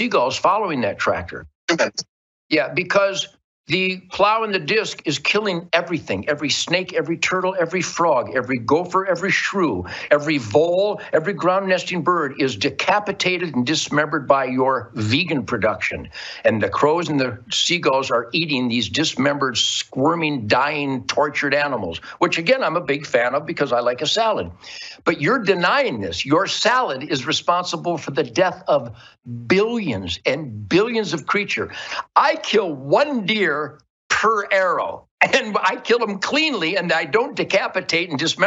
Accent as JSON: {"language": "English", "town": "Detroit", "region": "Michigan", "country": "United States", "tie": "born or raised there", "said": "I was born in Detroit, 1948, when it was the Arsenal of Democracy. Right now, I'm speaking to you from the Arsenal of Democracy"}